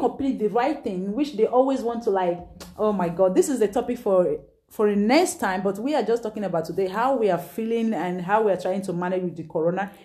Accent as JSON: {"language": "English", "country": "Nigeria", "moved": "yes", "said": "I'm from Nigeria"}